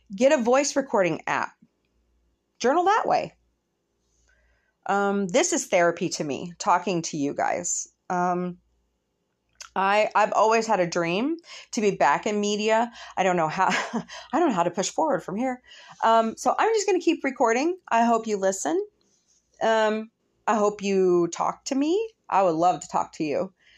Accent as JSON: {"language": "English", "country": "United States"}